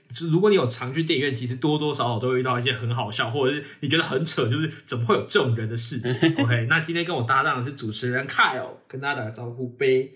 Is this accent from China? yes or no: no; Taiwan; 我们台湾人都很客气